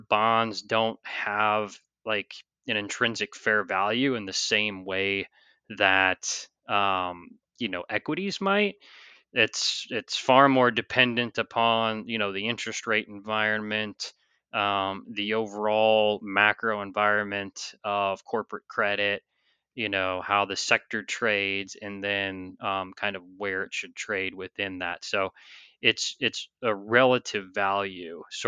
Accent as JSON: {"language": "English", "town": "St. Louis", "region": "Missouri", "country": "United States", "also_born_or_lived": "New York City", "moved": "as an adult", "said": "I'm originally from the St. Louis area"}